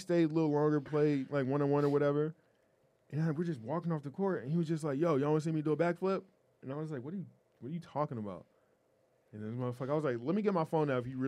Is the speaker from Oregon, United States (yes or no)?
yes; Portland, Oregon, United States; I was a little kid growing up in Portland